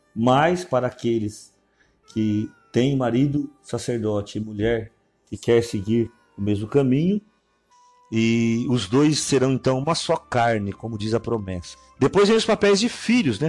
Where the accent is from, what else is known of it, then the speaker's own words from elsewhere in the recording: Brazil; Nós que somos aqui do Brasil